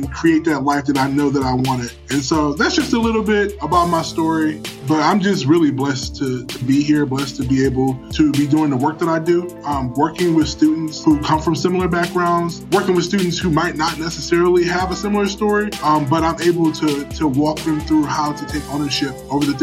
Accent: Cleveland, Ohio, United States; I was born and raised in Cleveland, Ohio

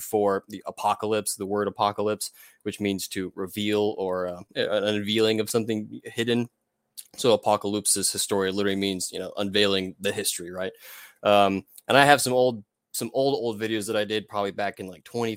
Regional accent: Houston, Texas, United States; I'm from Houston, Texas. Born and raised here for the most part

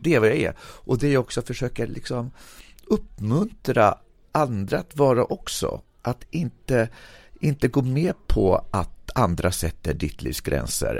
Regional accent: Sweden; min uppväxt i Berg

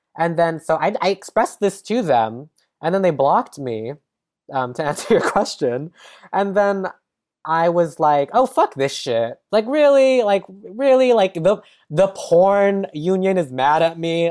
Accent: San Jose, California, United States; also born or lived in San Francisco; now in Los Angeles, United States; I'm from San Jose, California

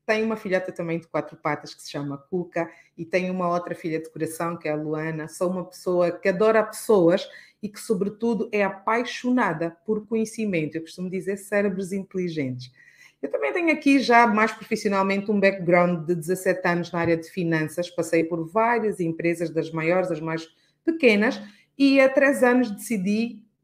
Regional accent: Luanda, Luanda Province, Angola; eu sou uma mulher de 38 anos de idade, nascida e criada aqui em Luanda, sou pura caluanda de gema

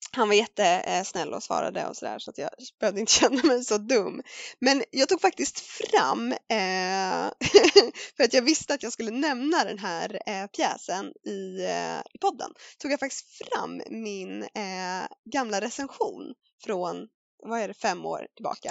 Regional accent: Värmdö, Stockholm County, Sweden; barnteater lokalt sådär på Värmdö där jag växte upp

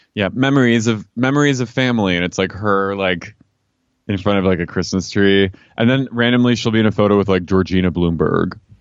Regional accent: Philadelphia, Pennsylvania, United States; moved away; I went to my high school in Philly

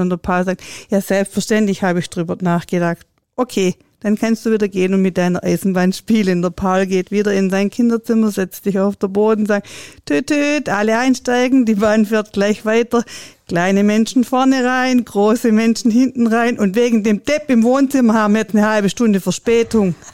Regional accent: Swabia, Germany; bei uns im Schwabenland

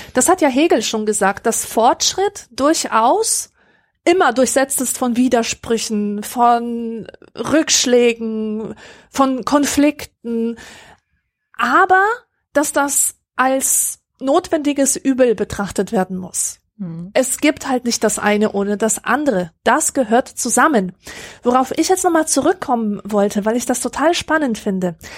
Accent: Germany; bei uns in Deutschland

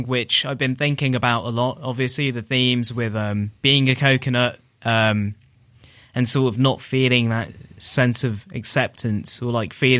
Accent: Tower Hamlets, London, United Kingdom; I grew up in Tower Hamlets, which is like the area which is Whitechapel, Bethnal Green, Stepney Green, Brick Lane, Mile End. So that area, which has like a large Bangladeshi population.

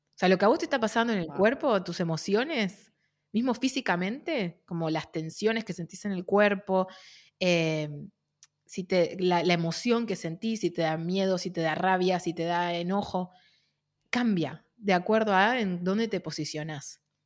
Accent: Argentina; de Argentina

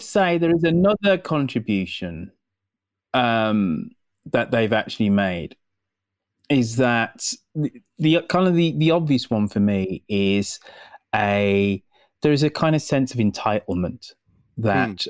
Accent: United Kingdom; as a Brit

